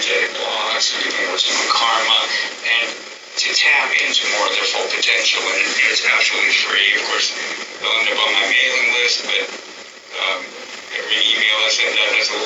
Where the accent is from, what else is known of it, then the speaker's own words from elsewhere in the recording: United States; I'm an American